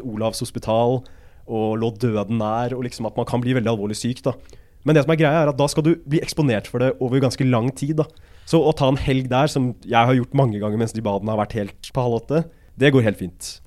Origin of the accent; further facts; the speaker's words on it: Asker, Akershus, Norway; moved away as an adult; now in Trondheim, Norway; Jeg er fra Asker, da, men om du kan kalle det en by, det er vel en landsby, tettsted